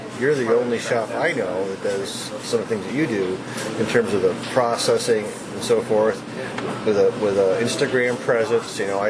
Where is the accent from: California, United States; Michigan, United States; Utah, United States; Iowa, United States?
Michigan, United States; Ann Arbor; now in Portland, United States; I'm from Ann Arbor, and which was home of Argus.